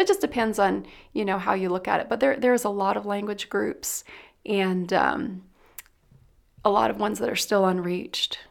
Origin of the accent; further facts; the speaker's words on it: Dayton, Ohio, United States; moved away as an adult; now in Philippines; I'm actually from Dayton, Ohio